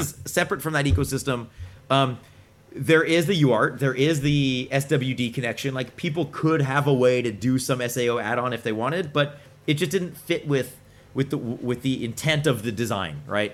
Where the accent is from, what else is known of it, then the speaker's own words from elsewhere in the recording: Boston, Massachusetts, United States; I'm from Boston